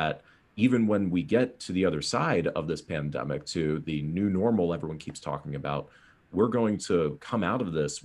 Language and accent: English; East Coast, United States; now in California, United States; I grew up on the East Coast